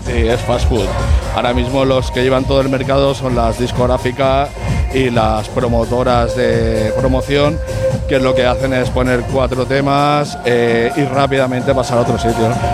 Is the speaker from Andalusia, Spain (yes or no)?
no; Sabadell, Catalonia, Spain; soy de Sabadell de toda la vida